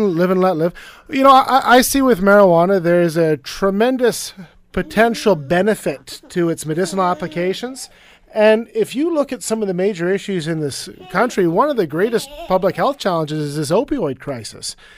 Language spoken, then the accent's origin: English; British Columbia, Canada; as a British Columbian